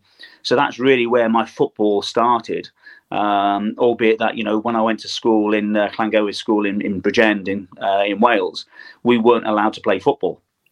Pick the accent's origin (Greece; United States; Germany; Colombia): Germany; born there; You know, I was born in West Germany.